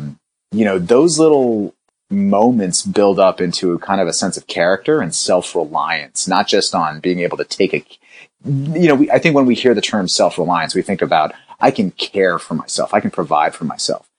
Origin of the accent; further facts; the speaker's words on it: Roanoke, Virginia, United States; also born or lived in India; I was born in India myself. I came to this country and we moved to a rural town in the Blue Ridge Mountains in Roanoke, Virginia